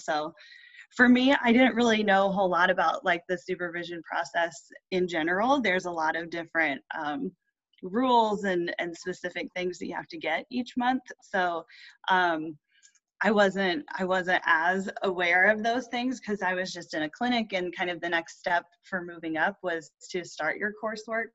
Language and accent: English; Indiana, United States; I am from Indiana.